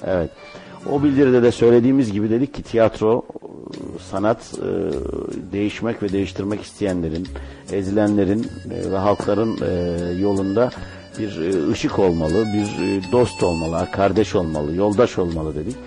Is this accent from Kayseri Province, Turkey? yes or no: no; Ankara, Turkey; moved away as an adult; now in Istanbul, Turkey; Ankara'da dünyaya geldim.